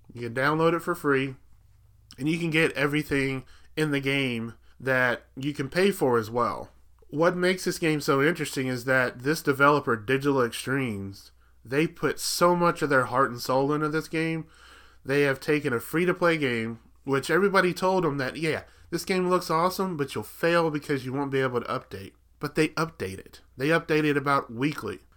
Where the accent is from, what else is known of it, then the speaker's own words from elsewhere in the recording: Alabama, United States; another cousin that I had when I was growing up in Alabama